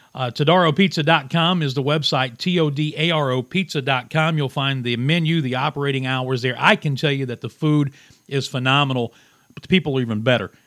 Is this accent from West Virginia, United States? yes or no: yes; Williamson, West Virginia, United States; I started my radio career, for lack of a better term, uh, at my hometown radio station in Williamson, West Virginia